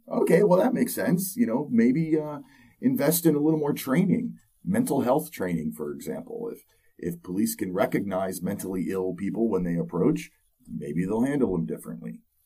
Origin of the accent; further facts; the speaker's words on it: Pennsylvania, United States; here in my home state of Pennsylvania